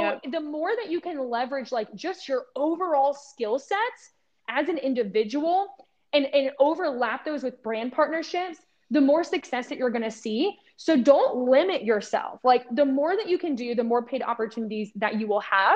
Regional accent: Ohio, United States; I grew up in Ohio

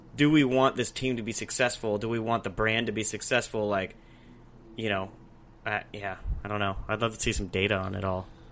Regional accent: Alaska, United States; now in Arizona, United States; growing up in Alaska

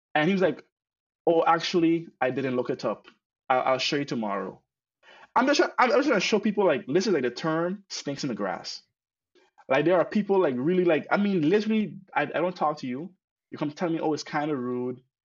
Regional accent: Sint Maarten; now in Netherlands; I grew up in St. Martin

